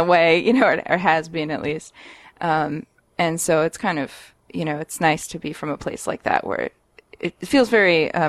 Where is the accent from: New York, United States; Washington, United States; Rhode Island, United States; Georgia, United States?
Washington, United States; Seattle; born or raised there